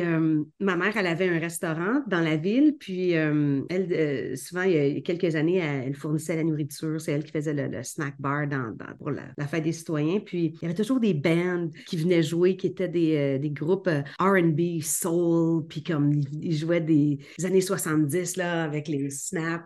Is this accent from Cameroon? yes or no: no; Beauharnois, Quebec, Canada; moved away as an adult; also born or lived in Toronto area, Ontario; now in Toronto, Canada; je viens d'une petite ville à l'extérieur de Montréal qui s'appelle Beauharnois. Euh, et c'est là où est-ce que je suis née